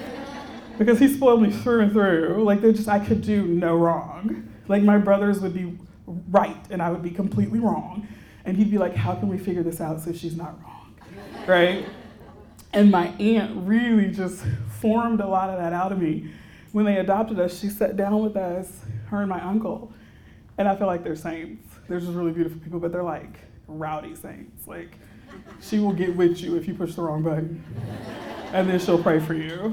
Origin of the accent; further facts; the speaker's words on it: Houston, Texas, United States; I'm a native Texan. So I grew up in Houston